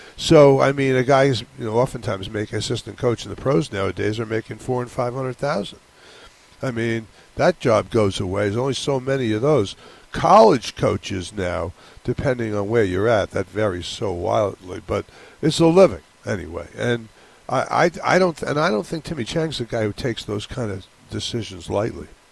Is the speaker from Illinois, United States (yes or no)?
no; New York, United States; now in Hawaii, United States; I grew up in New York